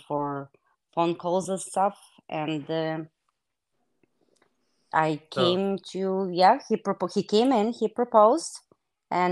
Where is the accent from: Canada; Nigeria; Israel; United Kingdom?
Israel; English is a second language; moved away as an adult; also born or lived in Soviet Union / Russia / Wisconsin; now in United States; I was born in Soviet Union. After I graduated eighth grade, my family immigrated to Israel, and that's where I grew up.